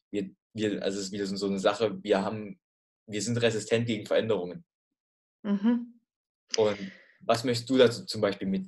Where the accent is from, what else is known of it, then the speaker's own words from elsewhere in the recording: Halle, Saxony-Anhalt, Germany; Ich, ich, bin aus, ich bin aus Halle, gebe ich zu.